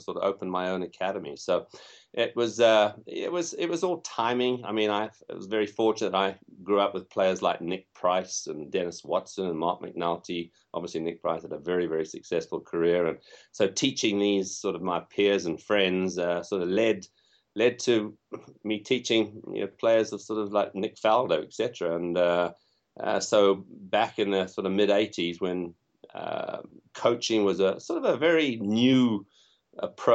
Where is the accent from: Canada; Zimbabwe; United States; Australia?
Zimbabwe; moved away; also born or lived in England / Southern Africa; I'm from England originally, probably can tell by my accent, but I grew up in Africa and spent time in a country which is now known as Zimbabwe